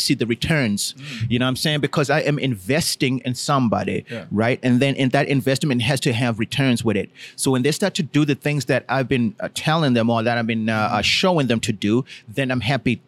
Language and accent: English; Toronto, Ontario, Canada; my hometown in Toronto